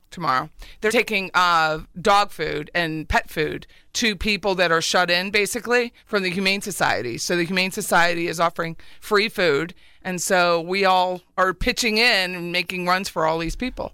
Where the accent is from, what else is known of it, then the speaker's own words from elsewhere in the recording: Pennsylvania, United States; moved away; I'm from Pennsylvania, so we all have basements